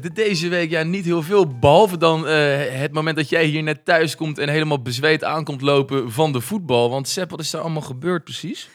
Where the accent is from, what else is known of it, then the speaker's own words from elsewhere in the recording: Noordwijk, South Holland, Netherlands; also born or lived in Leiden; ik dan uit Noordwijk. Eh, een jongen uit de Bollestreek.